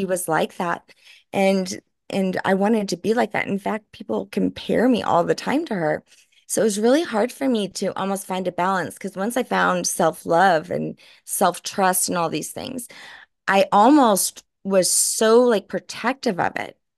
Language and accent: English; New Orleans, Louisiana, United States; moved away; I'm from New Orleans